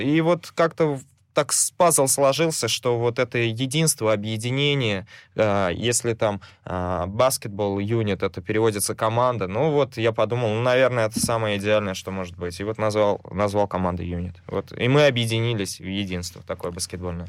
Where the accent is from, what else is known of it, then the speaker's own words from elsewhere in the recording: Samara, Samara Oblast, Russia; на 116-й обратно к своим корням. Вот, откуда я родом